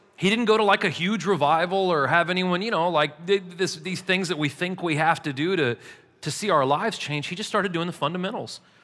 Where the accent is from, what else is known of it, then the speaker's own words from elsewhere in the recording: St. Louis, Missouri, United States; now in Murfreesboro, United States; I'm from St. Louis originally